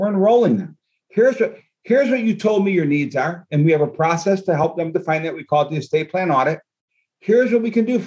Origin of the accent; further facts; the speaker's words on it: New Hartford, New York, United States; We were born and raised in New Hartford, New York.